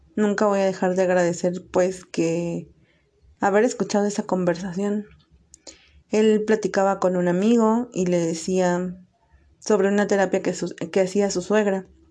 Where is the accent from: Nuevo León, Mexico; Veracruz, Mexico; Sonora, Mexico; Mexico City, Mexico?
Veracruz, Mexico; now in State of Mexico, Mexico; soy originaria de Veracruz y actualmente radico en el Estado de México